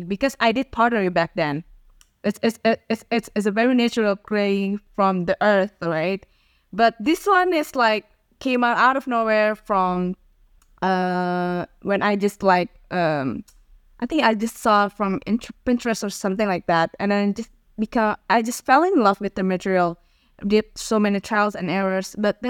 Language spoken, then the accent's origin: English; Jakarta, Indonesia; I was born in Jakarta, Indonesia.